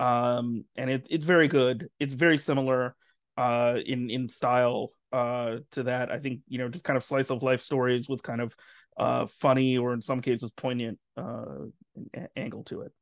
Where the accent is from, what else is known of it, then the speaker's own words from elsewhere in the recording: New Jersey, United States; grew up in New Jersey and, you know, is Muslim. I'm not Pakistani. My family's, uh, from Bangladesh